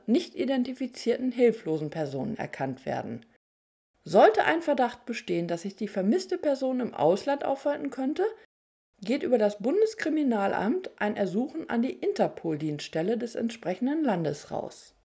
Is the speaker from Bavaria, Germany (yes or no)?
no; near Bad Gandersheim, Lower Saxony, Germany; in der Nähe meiner Heimatregion stattfand. Da ich vom Land komme